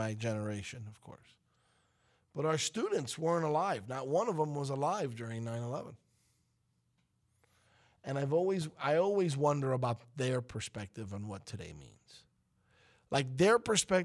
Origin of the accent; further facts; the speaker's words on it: New York, United States; moved away; we're from New York